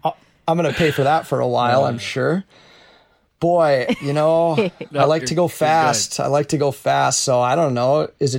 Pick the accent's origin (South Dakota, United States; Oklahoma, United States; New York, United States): South Dakota, United States; I'm from South Dakota.